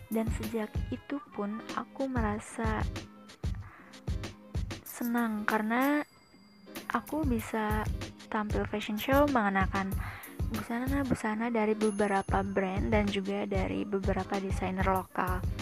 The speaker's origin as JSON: {"language": "Indonesian", "town": "Bekasi", "region": "West Java", "country": "Indonesia", "tie": "born or raised there", "said": "Aku lahir dan tinggal di Bekasi."}